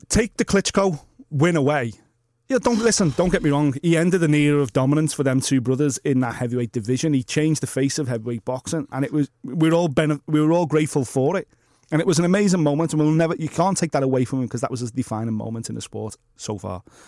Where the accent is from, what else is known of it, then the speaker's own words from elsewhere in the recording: Liverpool, North West England, United Kingdom; accent: Scouse; how scouse I progressively got